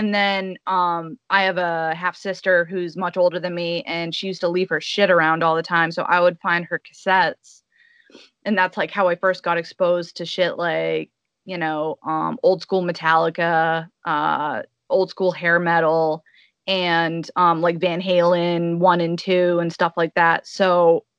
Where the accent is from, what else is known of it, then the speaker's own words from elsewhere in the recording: Massachusetts, United States; born and raised in New England. Specifically Massachusetts